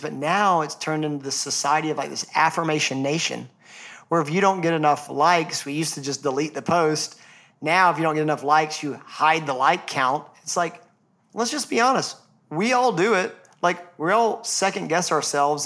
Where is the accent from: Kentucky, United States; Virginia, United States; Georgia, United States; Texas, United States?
Georgia, United States; Atlanta; I'm from Atlanta